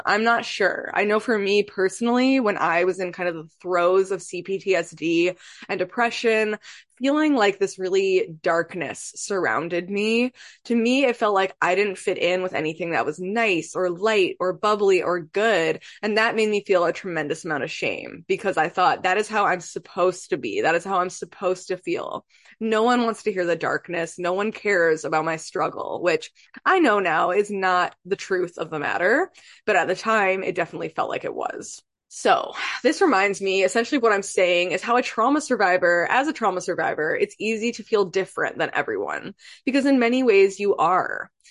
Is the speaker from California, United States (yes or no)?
no; Michigan, United States; moved away as an adult; now in Pacific Northwest, United States; I'm from Michigan.